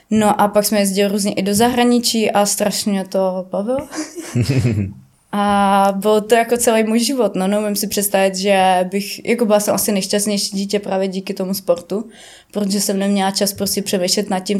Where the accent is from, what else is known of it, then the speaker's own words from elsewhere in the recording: Ústí nad Labem, Ústí nad Labem Region, Czechia; já pocházím z Ústí leží nad labem, to je drsnej sever sám o sobě